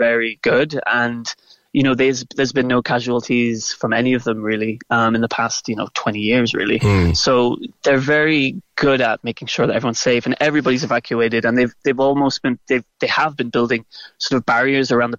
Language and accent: English; Macroom, Munster, Ireland; moved away as an adult; now in Reykjavik, Iceland; I grew up just outside of Macroom